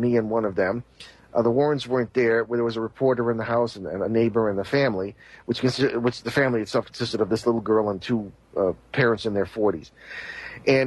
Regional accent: Connecticut, United States; I was from Connecticut and was based there as a seminary student

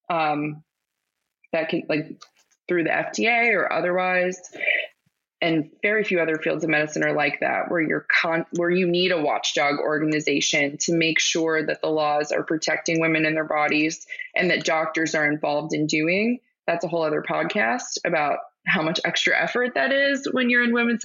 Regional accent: Pittsburgh, Pennsylvania, United States; I'm from Pittsburgh

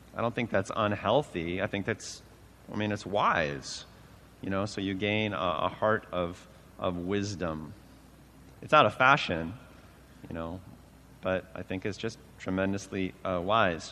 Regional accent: United States; I passed 50 now, which means as an American male

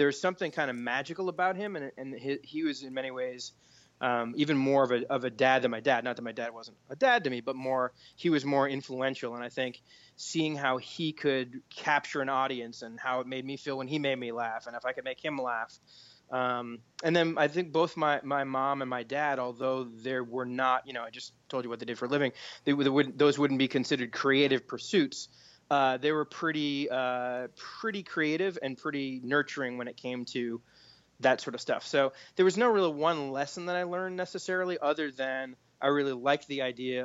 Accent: Beverly, Massachusetts, United States; I was born in Beverly, Massachusetts, and kind of grew up in that area

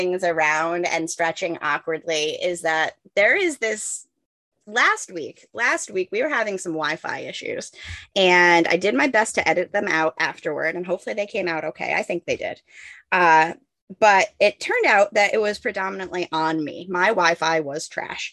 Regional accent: New York, United States; moved away; I grew up in New York.

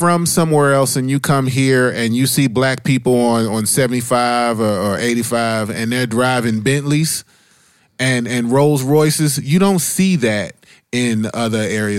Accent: Dayton, Ohio, United States; born or raised there; moved away

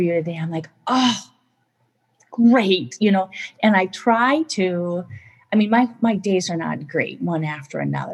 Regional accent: Minnesota, United States; I come from Minnesota where we have fish and release

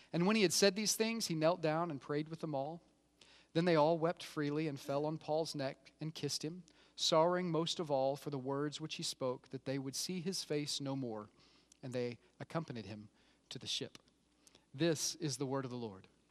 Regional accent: Oklahoma, United States; I grew up in Oklahoma, so I've kinda got redneck flowing through my bane, veins.

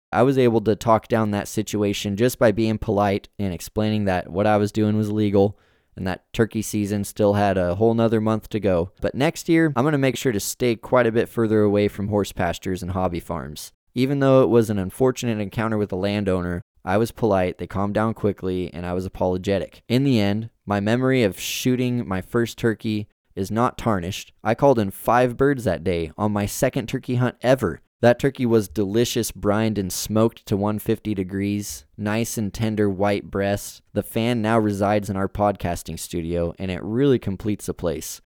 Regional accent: rural Yamhill County, Oregon, United States; the coastal mountains, which stood just outside of my hometown.

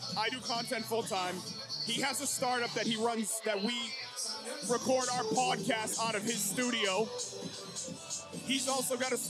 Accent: Georgetown, Massachusetts, United States; now in Saugus, United States; I live next to, I'm from the town over.

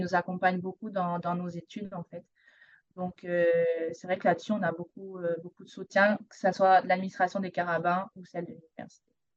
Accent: Provence-Alpes-Côte d'Azur, France; moved away as an adult; now in Montreal, Canada; je suis française, donc je viens de la Côte d'Azur, le sud de la France.

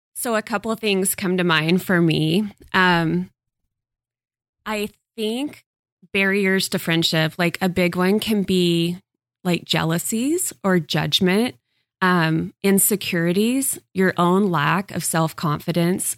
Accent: Texas, United States; moved away; I did not grow up here. So, I I grew up in Texas and I moved here

